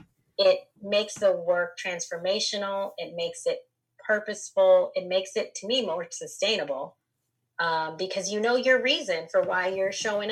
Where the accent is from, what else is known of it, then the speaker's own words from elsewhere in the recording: Los Angeles, California, United States; I grew up in Los Angeles